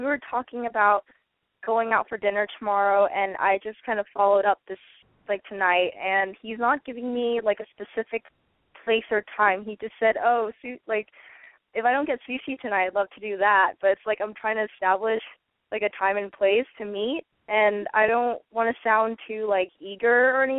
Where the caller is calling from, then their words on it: San Francisco, California, United States; I'm 21, and I'm in San Francisco.